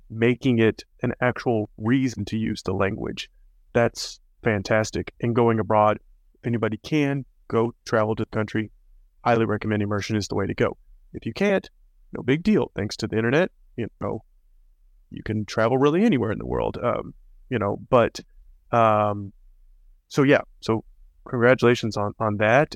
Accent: Arkansas, United States; moved away; also born or lived in Costa Rica / southern Spain; I grew up in Arkansas.

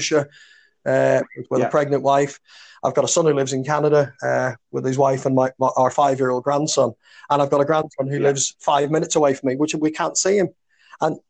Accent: Belfast, Northern Ireland, United Kingdom; growing up in Belfast in the 60s and 70s

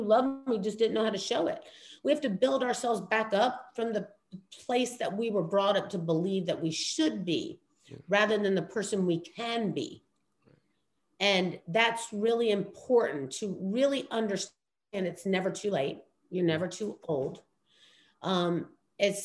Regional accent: New York City, New York, United States; I was born in Queens. Yeah. I'm straight up, you know, from the streets.

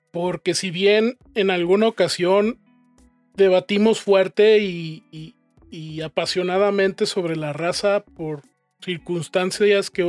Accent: León, Mexico

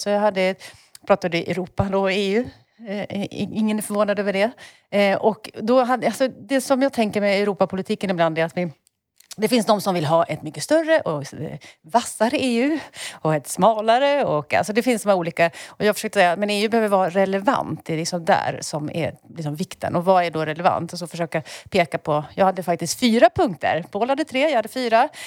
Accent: Enköping, Uppsala County, Sweden; moved away; har googlat på min bokhandel hemma, eh, Gästbloms bokhandel i Enköping

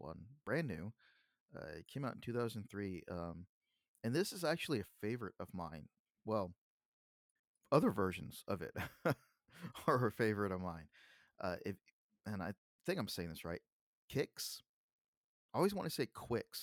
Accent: Texas, United States; I'm from Texas

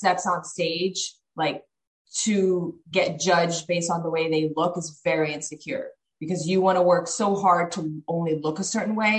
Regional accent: Miami, Florida, United States; We lived in Miami at the time

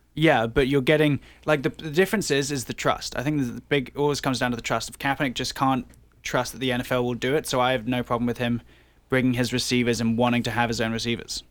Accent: England, United Kingdom; now in Toronto, Canada; I was born in England

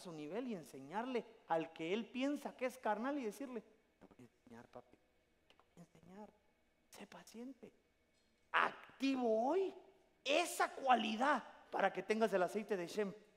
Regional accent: Guatemala; now in United States; mándenme la aldea del Jute, yo quiero que me entierren en mi tierra

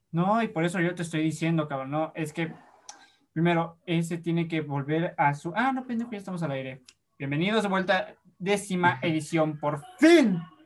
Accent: Puebla, Mexico; also born or lived in Yucatán; somos actores, somos poblanos

